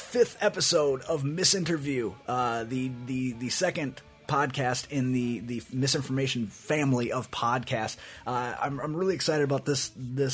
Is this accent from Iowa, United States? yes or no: yes; Iowa, United States; we're from Iowa